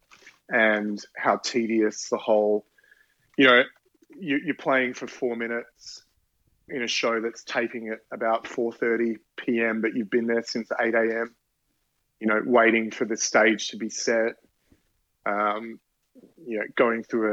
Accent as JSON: {"language": "English", "country": "Australia", "moved": "yes", "lives_now": "New York, United States", "said": "being Australian"}